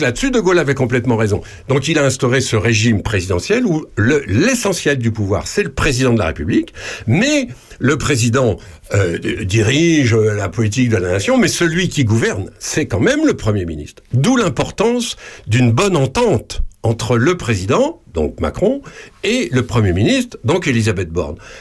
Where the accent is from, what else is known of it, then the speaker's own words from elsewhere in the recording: France; chez nous en France